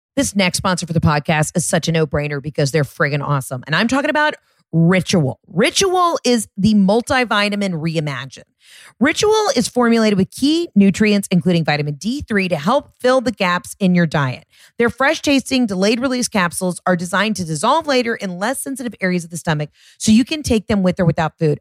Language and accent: English; Georgia, United States; I'm from Georgia